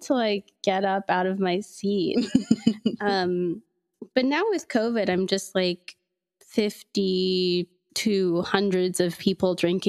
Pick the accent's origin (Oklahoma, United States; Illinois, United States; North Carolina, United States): Oklahoma, United States; I grew up in Oklahoma